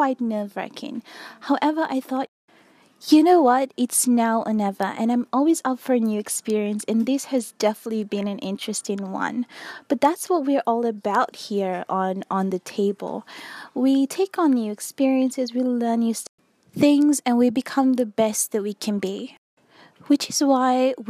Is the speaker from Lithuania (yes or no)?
no; Fiji; also born or lived in Australia; I'm an Australian blogger who was born in Fiji, which is a small island in the South Pacific